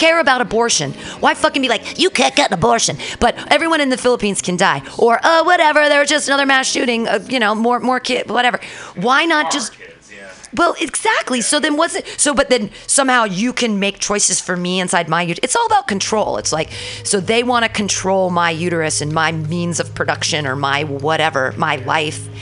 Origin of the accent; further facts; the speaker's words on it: Danville, California, United States; also born or lived in San Francisco; I lived in Danville growing up